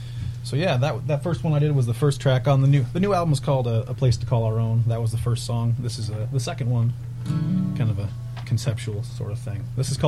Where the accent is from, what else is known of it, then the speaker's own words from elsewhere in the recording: Mower County, southeast Minnesota, United States; now in Rochester, United States; I grew up rural out in Mower County, southeast Minnesota, kind of right down in the Iowa border.